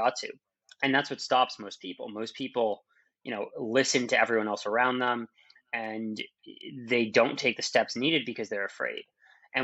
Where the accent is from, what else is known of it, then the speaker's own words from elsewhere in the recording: Massachusetts outside of Boston, United States; born in Massachusetts outside of Boston. You know, normal childhood.